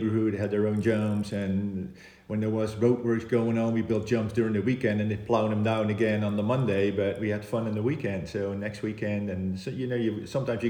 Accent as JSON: {"language": "English", "town": "Oss", "region": "North Brabant", "country": "Netherlands", "tie": "born or raised there", "said": "Oss, where my hometown is"}